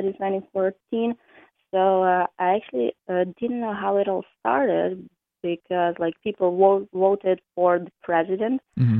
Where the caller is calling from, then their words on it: Kharkiv, Kharkiv Oblast, Ukraine; I'm calling from Kharkiv.